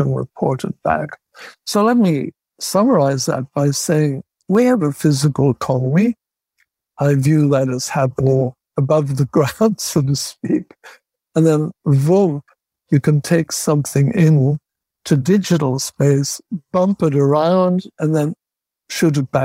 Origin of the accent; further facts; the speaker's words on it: Northern Ireland, United Kingdom; I'm from Northern Ireland